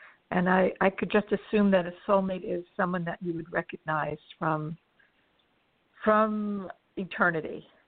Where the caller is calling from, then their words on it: Los Angeles, California, United States; I'm calling from Los Angeles.